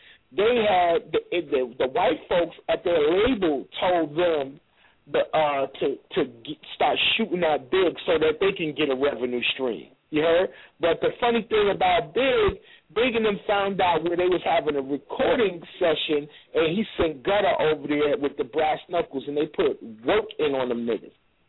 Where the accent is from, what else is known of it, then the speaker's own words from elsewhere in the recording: New York City, New York, United States; also born or lived in Chicago; now in Los Angeles, United States; I'm born in Chicago. I was raised in Brooklyn, and I made L.A. my home.